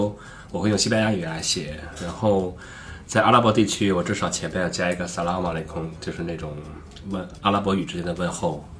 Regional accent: China; 我们作为中国人，而且同时又是作为一个中国的环球旅行者，这个特点

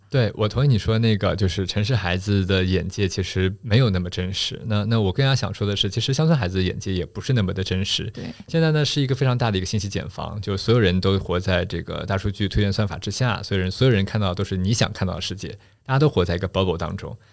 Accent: Shanghai, China; first language Shanghainese; Chinese is a second language; also born or lived in New York / Finland; 其实我老家在上海南汇大团，呃，那个地方呢是个种瓜种水蜜桃的地方，所以我一直都觉得自己不，不是一个这个typical的上海人

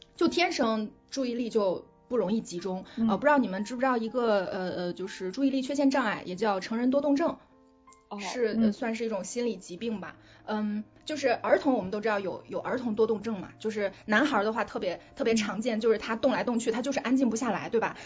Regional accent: China; 我们中国人

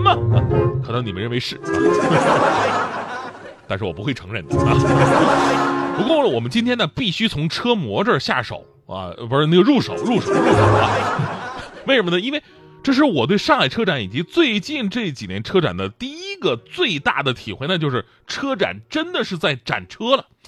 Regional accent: Northeast China, China; 当年我们东北人有一个不太成文的规矩嘛

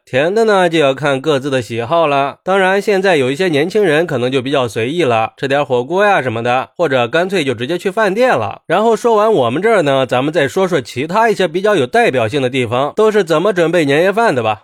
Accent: China; 对我们中国人来说

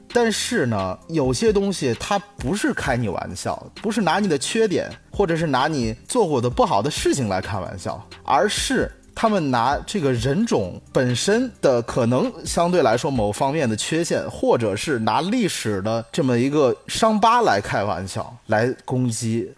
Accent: Henan, China; 其实我们河南人为什么被骂得最多？

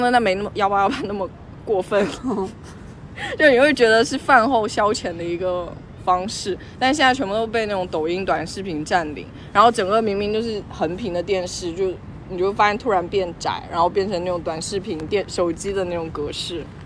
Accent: Longyan, Fujian, China; now in Beijing, China; 老家在福建龙岩，然后是靠近福建西边。所以是闽西。嗯。对，我们家门口还有闽西日报呢

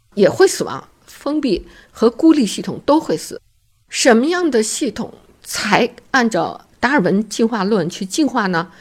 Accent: China; 那我们中国人的创新是根本的创新

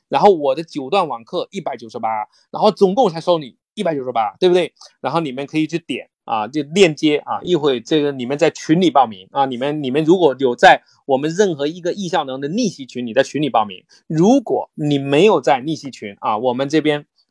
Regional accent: rural Fujian, China; moved away as an adult; now in Beijing, China; 我是福建农村长大，我大，我第一个大学生，然后来到了北京

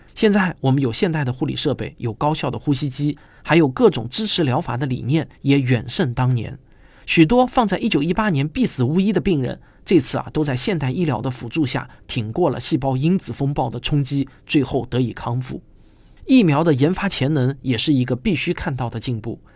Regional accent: Shanghai, China; 我作为一个上海人，经历了曾经上海两个月的封城

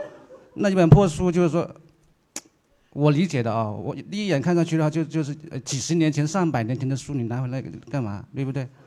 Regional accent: China; 你们不是说我们中国人很浮躁吗？其实我们中国人大多数浮躁，是因为老是想一夜暴富。

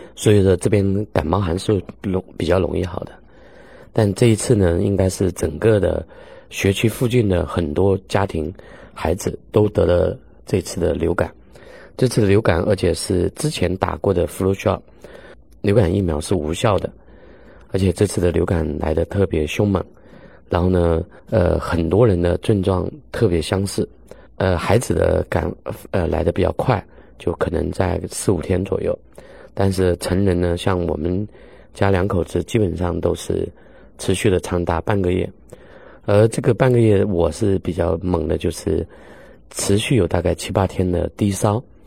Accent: China; 我们中国人

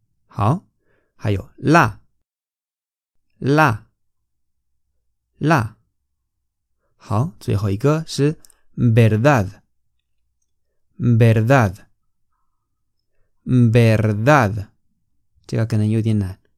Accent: Spain; Chinese is a second language; 我们西班牙人会怎么发音呢？

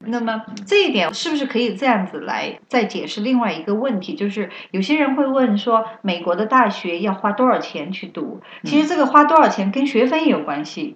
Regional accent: China; now in United States; 咱们中国学生

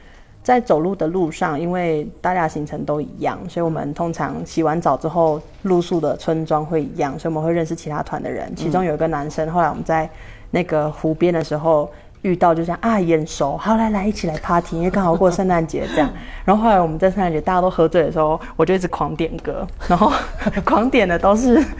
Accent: Mexico; 墨西哥人，

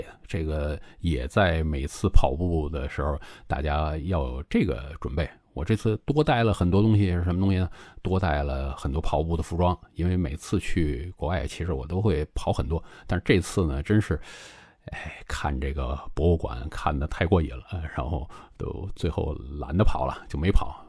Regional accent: China; now in Guangzhou, China; 作为一个中国人啊，现在我生活在广州

